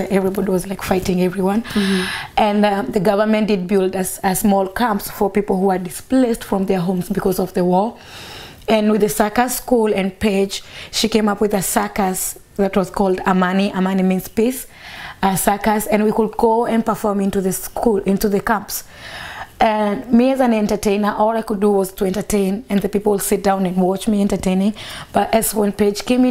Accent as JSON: {"language": "English", "region": "Nairobi", "country": "Kenya", "tie": "born or raised there", "said": "I grew up in Karubangi. It's next to the second biggest slum in Nairobi"}